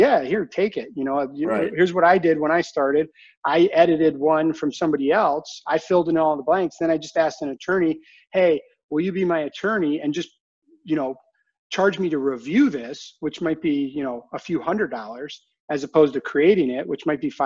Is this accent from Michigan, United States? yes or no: yes; Ann Arbor, Michigan, United States; also born or lived in Arizona; I grew up in Ann Arbor